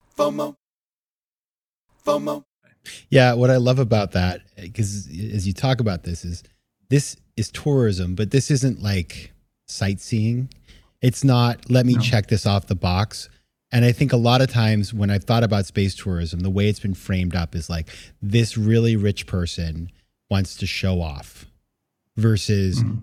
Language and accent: English; Maine, United States; when I was a kid, I I grew up in Maine